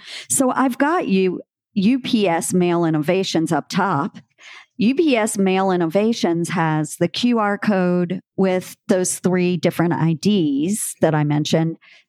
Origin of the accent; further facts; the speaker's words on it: rural Louisiana, United States; I am from rural Louisiana. I grew up on a rice farm